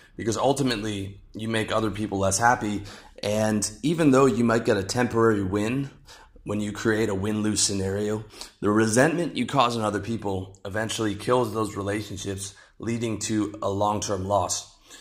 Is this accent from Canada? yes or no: yes; Canada; moved away as an adult; my home country of Canada